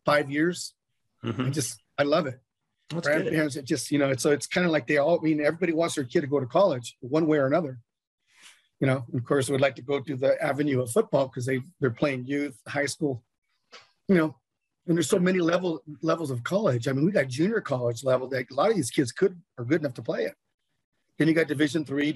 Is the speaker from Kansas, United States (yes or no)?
no; Bay Area, California, United States; now in Las Vegas, United States; I'm from the Bay Area. And I used to go to Raider games as a kid growing up